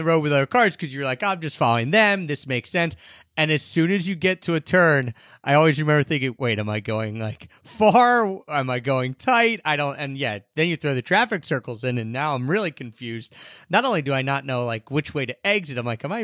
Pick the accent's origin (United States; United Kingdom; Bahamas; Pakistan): United States; somewhere in my home country